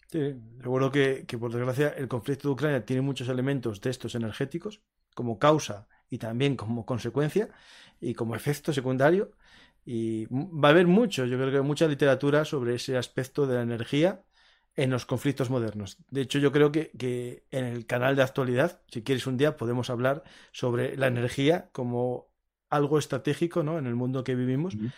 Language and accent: Spanish; Asturias, Spain; soy asturiano